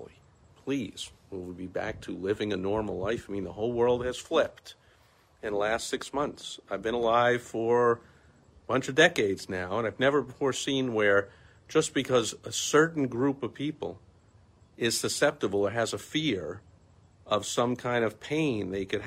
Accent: New York City, New York, United States; I'm from New York, from New York City

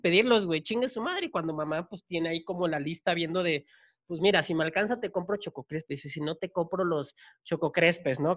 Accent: Chiapas, Mexico; yo soy de Chiapas

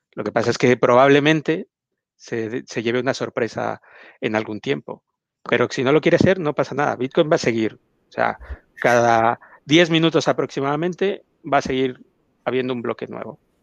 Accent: Mexico; yo soy mexicano

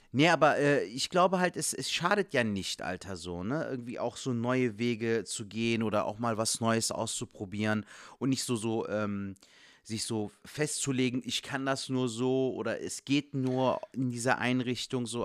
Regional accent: Cologne, North Rhine-Westphalia, Germany; als Kölsche Jungen dann noch in Köln

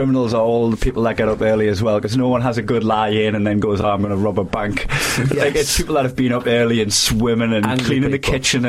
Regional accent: Newcastle upon Tyne, North East England, United Kingdom; accent: Geordie; moved away as an adult; now in Scotland, United Kingdom; I'm just an adopted Scot. I've been from Newcastle. I lived here for about 4 years, and I don't think anyone worked out I'm English.

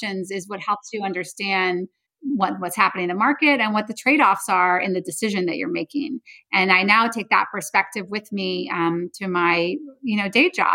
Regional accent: the Bay Area, California, United States; I grew up in the Bay Area

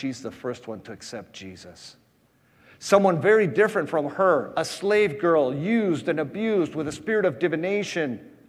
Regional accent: Patagonia, Argentina; also born or lived in Grand Rapids, United States / Costa Rica; I was born in Grand Rapids, Michigan, and at the age of one, we went to Costa Rica so that my parents could be a Christian Reformed World Missions missionaries. And then from Costa Rica, where they learned Spanish, we went to the Patagonia. And I grew up in the Patagonia.

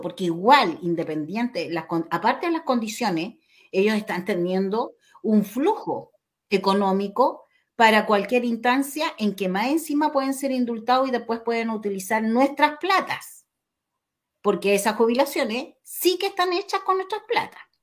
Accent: Chile; como chilenos

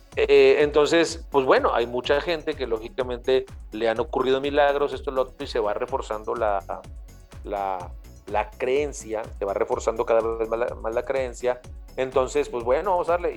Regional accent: Mexico; para nosotros como mexicanos

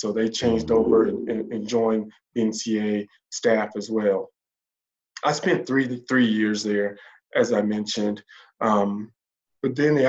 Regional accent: the South, United States; also born or lived in Indiana; My family has made a home here. My wife is from the South. I'm from the South.

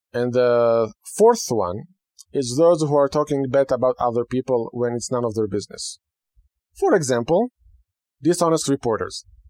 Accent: Israel; first language Hebrew; English is a second language; moved away; growing up in Israel, which is a, a land that I belong there

